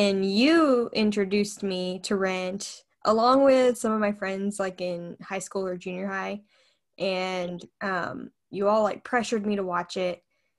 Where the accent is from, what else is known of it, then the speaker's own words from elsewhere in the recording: Oklahoma, United States; I'm from Oklahoma.